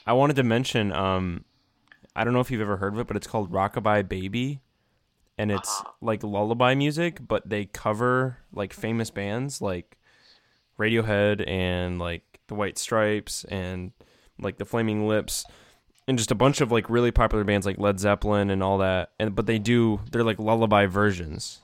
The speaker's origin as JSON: {"language": "English", "country": "United States", "said": "I'm from America"}